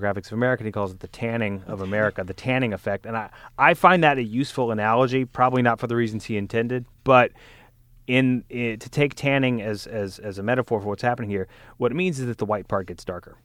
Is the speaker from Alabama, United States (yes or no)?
yes; Alabama, United States; I'm from Alabama